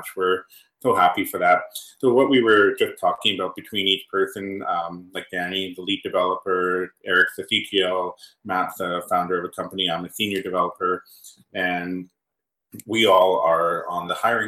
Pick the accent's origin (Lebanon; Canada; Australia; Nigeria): Canada; I am Canadian. I'm pretty white. I'm Irish.